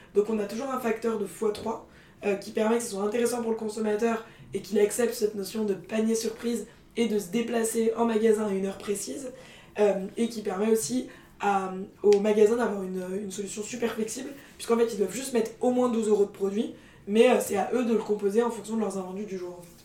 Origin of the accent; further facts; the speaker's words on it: Paris, Île-de-France, France; also born or lived in England / Scandinavia / Norway; j'ai grandi à Paris euh, et j'étais été euh, confrontée aux, bobos parisiens euh, toute ma jeunesse